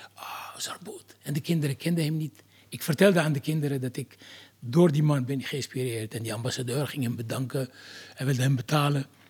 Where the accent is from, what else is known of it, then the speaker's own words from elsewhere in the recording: Algeria; also born or lived in France; now in Netherlands; Jaren later ben ik verhuisd uit Algerije